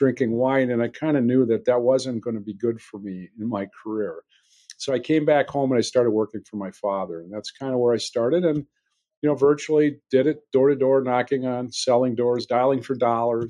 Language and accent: English; Belgium, Wisconsin, United States; a smaller town north, Belgium, Wisconsin, but yes, born and raised here